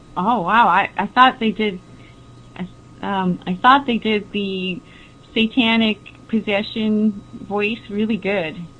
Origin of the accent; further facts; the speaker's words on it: Canada; I'm Canadian